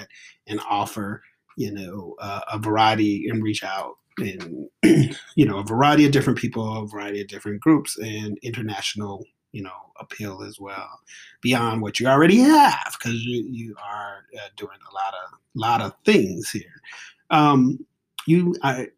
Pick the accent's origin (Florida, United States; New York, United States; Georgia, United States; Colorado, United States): Georgia, United States; Atlanta; I was from Atlanta